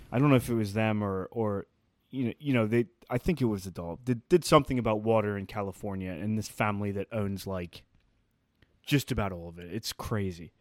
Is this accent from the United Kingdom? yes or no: yes; England, United Kingdom; I'm from England